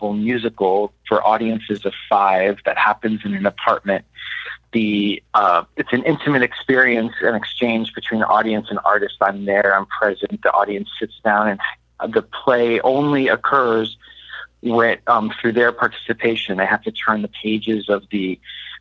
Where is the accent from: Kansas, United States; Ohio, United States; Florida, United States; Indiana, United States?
Florida, United States; Miami; Miami is a really special place to me. It's my hometown